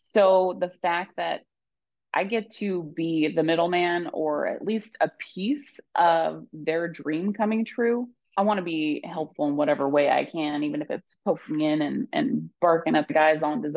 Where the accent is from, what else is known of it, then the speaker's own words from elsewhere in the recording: Bonners Ferry, Idaho, United States; I grew up in Bonner's Ferry